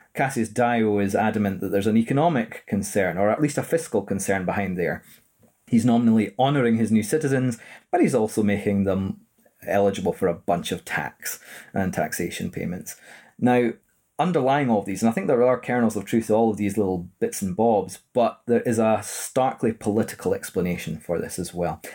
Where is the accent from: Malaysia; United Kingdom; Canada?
United Kingdom; Edinburgh, Scotland; born and raised in Edinburgh